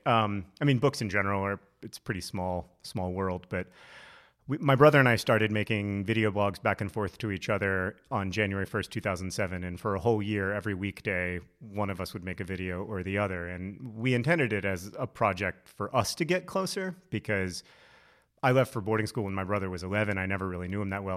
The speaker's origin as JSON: {"language": "English", "region": "Alabama", "country": "United States", "tie": "born or raised there", "said": "I grew up in Alabama"}